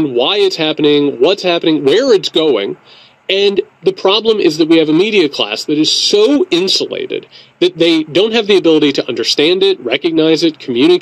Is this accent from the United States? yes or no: yes; Indiana, United States; moved away; also born or lived in Georgia; I grew up in Indiana.